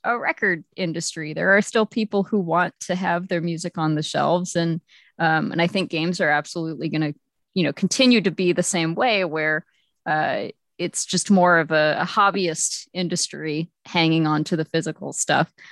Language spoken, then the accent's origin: English; Texas, United States; moved away; I was from Texas and I really mostly just had GameStops and E V Games